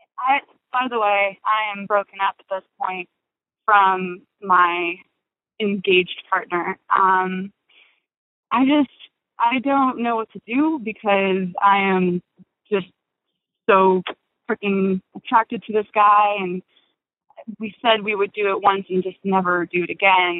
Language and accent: English; California, United States; I am a 28-year-old straight woman, and I'm from California